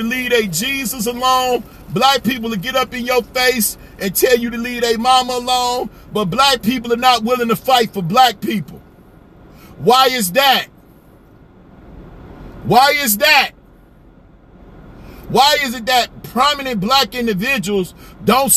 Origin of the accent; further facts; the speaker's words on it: Chicago, Illinois, United States; moved away; I'm from Chicago